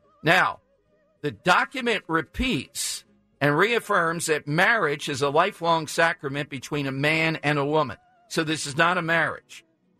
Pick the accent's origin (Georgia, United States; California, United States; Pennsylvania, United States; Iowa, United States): Pennsylvania, United States; Philadelphia; I have no accent. I'm from South Philly.